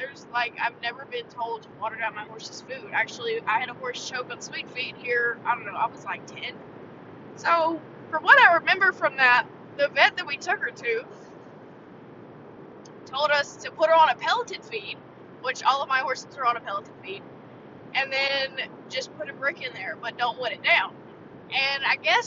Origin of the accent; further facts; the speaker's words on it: the South, United States; growing up in the South